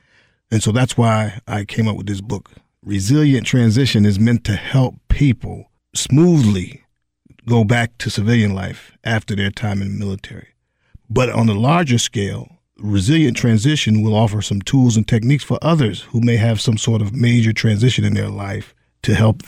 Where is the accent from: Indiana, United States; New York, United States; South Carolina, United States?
New York, United States; Highland Falls; I was born and raised over in Highland Falls, New York, joined the military in 1984, went off to El Paso, Texas for my basic training, and then ultimately served 30 years. Upon retiring, I returned back home